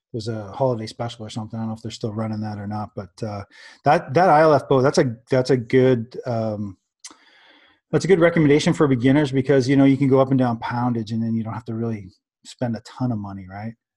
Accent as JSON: {"language": "English", "country": "Canada", "said": "I'm a Canadian"}